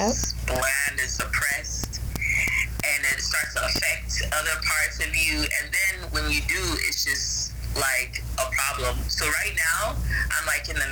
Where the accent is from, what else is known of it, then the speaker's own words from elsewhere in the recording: Ghana; I'm from Ghana